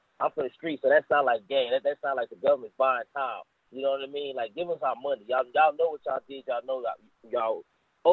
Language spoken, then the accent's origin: English; Austin, Texas, United States; also born or lived in Brooklyn, New York; I was born in Brooklyn, but I was raised in Austin, Texas